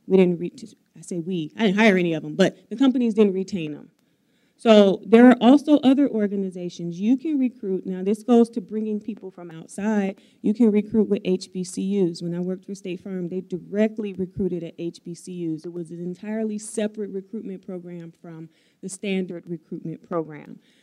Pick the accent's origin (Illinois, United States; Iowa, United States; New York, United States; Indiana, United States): Illinois, United States; Chicago; moved away as an adult; now in Madison, United States; I'm from Chicago, if I were to move back to Chicago